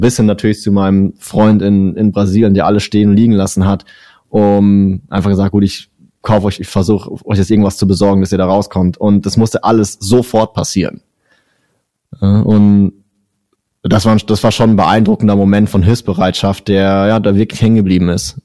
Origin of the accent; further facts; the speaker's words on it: Germany; ich bin ja, bin ja Deutscher